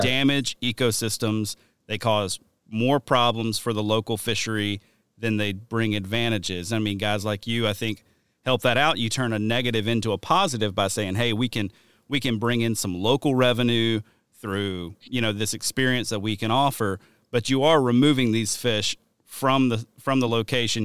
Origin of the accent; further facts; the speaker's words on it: the South, United States; moved away; also born or lived in Wisconsin; growing up in the South